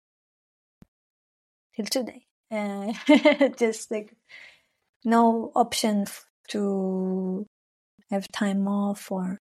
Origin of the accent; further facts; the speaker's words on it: Arad, Southern District, Israel; first language Hebrew; English is a second language; moved away as an adult; now in Berlin, Germany; I'm originally, I'm from Israel, Palestine. I grew up in the desert of Israel. It's called Arad